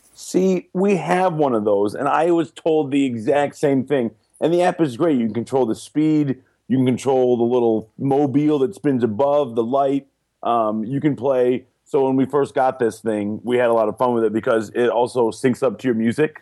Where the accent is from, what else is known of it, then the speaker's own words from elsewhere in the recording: Detroit, Michigan, United States; moved away; I'm from Detroit